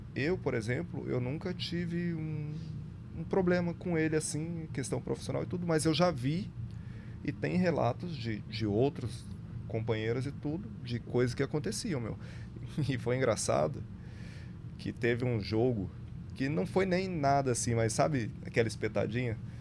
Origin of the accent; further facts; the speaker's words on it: Brazil; Falo daqui porque sou brasileiro